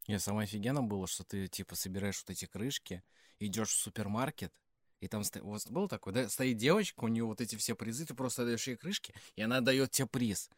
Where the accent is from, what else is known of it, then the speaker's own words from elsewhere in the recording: Klin, Moscow Oblast, Russia; я родился в Подмосковье, маленький городок Клин